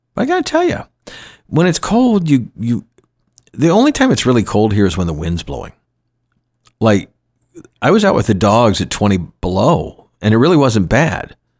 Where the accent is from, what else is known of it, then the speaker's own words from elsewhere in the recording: Atlanta, Georgia, United States; moved away as an adult; also born or lived in Florida / Grand Cayman, Cayman Islands; now in Kenai Peninsula, Alaska, United States; the same eighty that I grew up with in Georgia